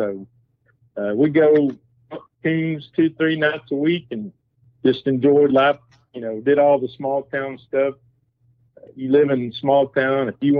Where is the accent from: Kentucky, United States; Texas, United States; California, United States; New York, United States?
Texas, United States; Mason; Well, I was born and raised, lived pretty much my whole life in Mason, except for 2 years of college. But my dad was a farmer, a peanut farmer. I grew up raising peanuts, watermelons, cantaloupes